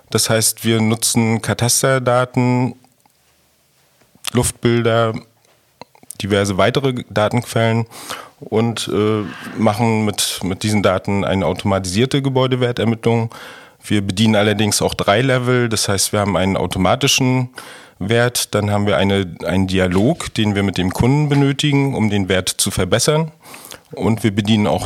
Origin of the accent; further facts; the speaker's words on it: Rostock, Mecklenburg-Vorpommern, Germany; Ja, also ich komme komm aus Rostock.